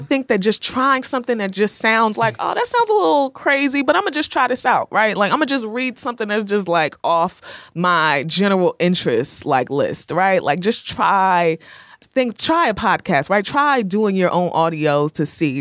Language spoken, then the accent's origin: English; Rahway, New Jersey, United States; moved away; I'm from Rahway